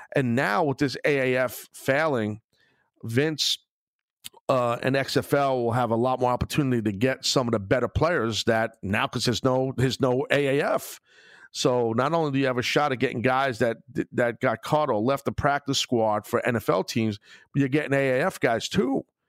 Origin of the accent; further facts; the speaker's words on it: Brooklyn, New York, United States; being in my hometown of Brooklyn